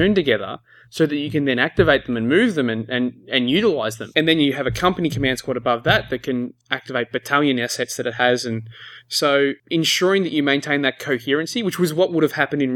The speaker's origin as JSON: {"language": "English", "country": "Australia", "accent": "Australian", "said": "We're Australian."}